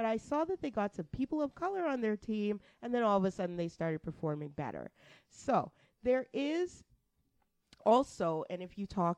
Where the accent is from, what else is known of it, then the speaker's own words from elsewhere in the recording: Canada; I stopped being a black Canadian to a certain extent and started just being a Canadian